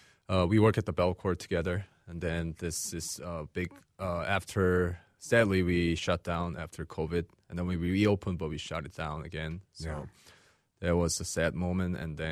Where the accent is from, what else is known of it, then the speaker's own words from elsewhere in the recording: Seattle, Washington, United States; moved away as an adult; Then I was going to go back to Seattle. I'm from Seattle, Washington.